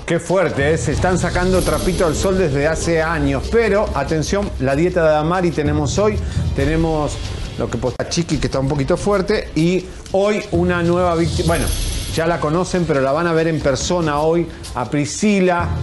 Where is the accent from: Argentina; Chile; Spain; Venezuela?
Argentina; now in Mexico; No me puedo presentar yo como argentino